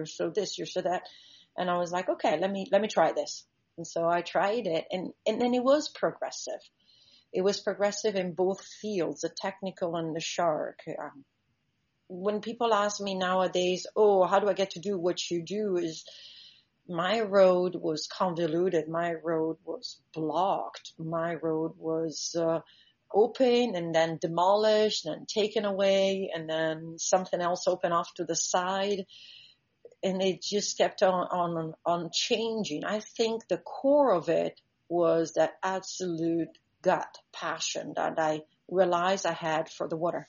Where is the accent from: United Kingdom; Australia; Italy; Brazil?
Italy; English is a second language; also born or lived in Central Africa; now in Bahamas; As you said … I'm originally from Italy, but I grew up between Central Africa, and I've been for the last 30 years living in the Bahamas